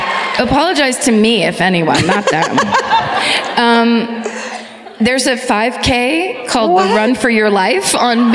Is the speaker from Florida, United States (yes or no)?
yes; Florida, United States; So I'm from Florida, anyway.